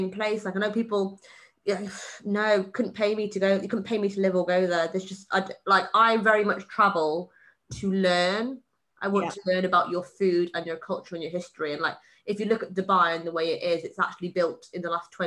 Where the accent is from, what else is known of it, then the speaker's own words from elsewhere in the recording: Wales, United Kingdom; I was born in Wales